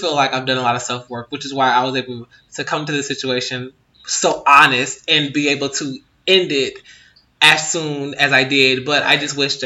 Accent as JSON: {"language": "English", "country": "United States", "said": "I am American"}